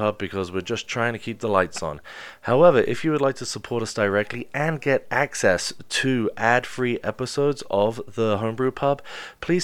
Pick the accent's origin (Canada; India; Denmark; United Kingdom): United Kingdom; England; I'm English